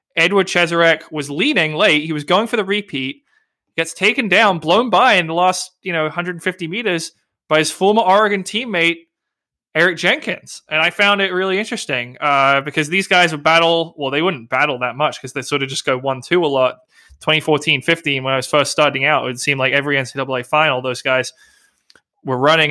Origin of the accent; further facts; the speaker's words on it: England, United Kingdom; accent: English; my English accent.